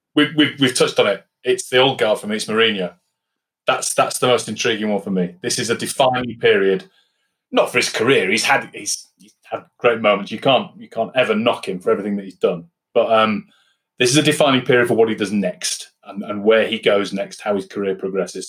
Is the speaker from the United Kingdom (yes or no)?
yes; Yorkshire and the Humber, United Kingdom; I'm a Yorkshireman